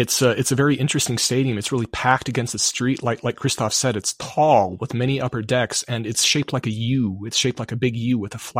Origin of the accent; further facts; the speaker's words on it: Wisconsin, United States; I grew up in Wisconsin